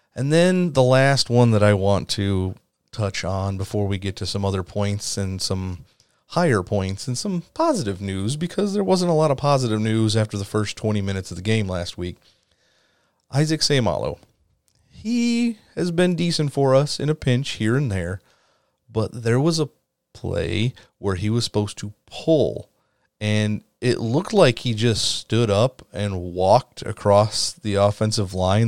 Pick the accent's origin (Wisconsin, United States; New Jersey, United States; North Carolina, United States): Wisconsin, United States; I am from Wisconsin, born and raised